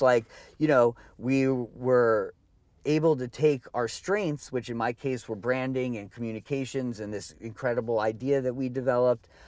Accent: New Jersey, United States; i grew up in you know in jersey in like the 80s and the early 90s

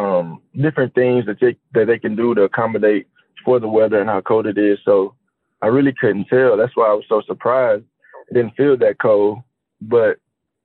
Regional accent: Houston, Texas, United States; also born or lived in Alabama; now in Philadelphia, United States; I'm from Houston, Texas

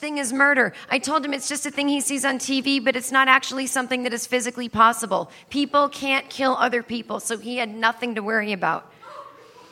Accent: Needham, Massachusetts, United States; where I grew up in Needham, Massachusetts

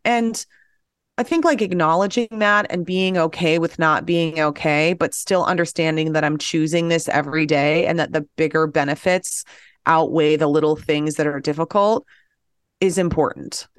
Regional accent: Apple Valley, Minnesota, United States; I grew up in Apple Valley

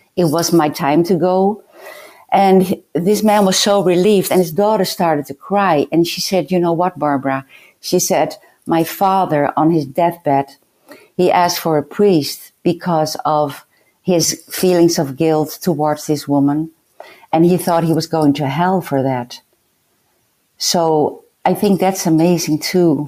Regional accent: Netherlands; I was a lunatic from the Netherlands

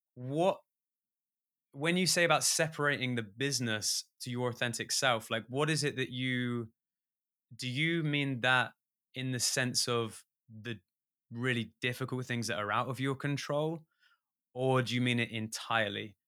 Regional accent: England, United Kingdom; an english musician

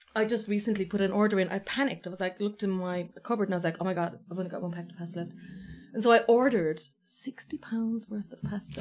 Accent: Ireland; I was like, "Ireland."

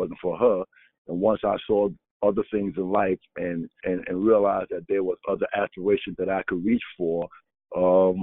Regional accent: New York City, New York, United States; growing up in Harlem

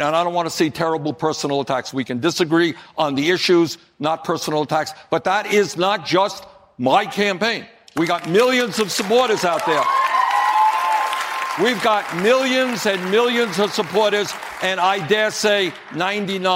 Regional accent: Burlington, Vermont, United States; Burlington, Vermont, my hometown

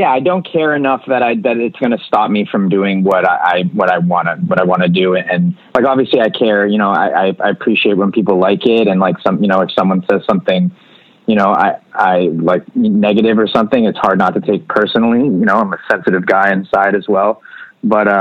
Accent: Canada; a Canadian band

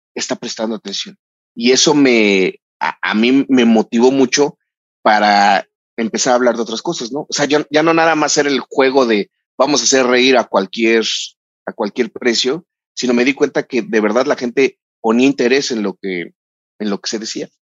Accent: Mexico; soy mexicano

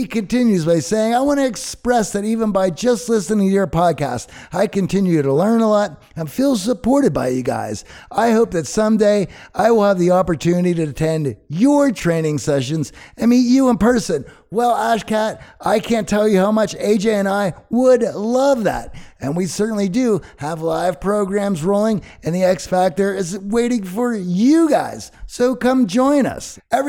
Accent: Kazakhstan; English is a second language; I began listening to your podcast during the pandemic while I was in Kazakhstan, my home country. I initially started listening to improve my English skills

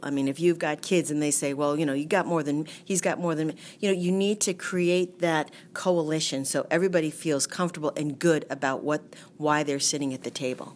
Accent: Groton, Massachusetts, United States; I have a salon and day spa in my hometown of Groton

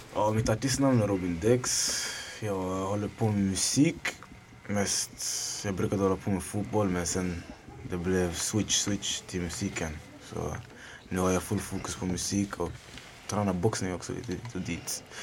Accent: Sweden; Jag är född i Sverige. Men jag tror jag är den enda som är född i Sverige här

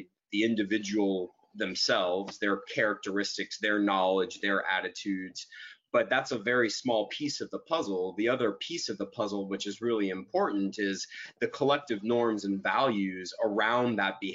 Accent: Dallas, Texas, United States; I was born and raised in Dallas, Texas

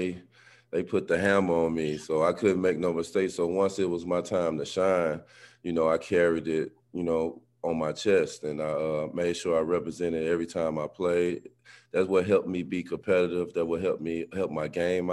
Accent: East St. Louis, Illinois, United States; I grew up in East St. Louis, a rough neighborhood

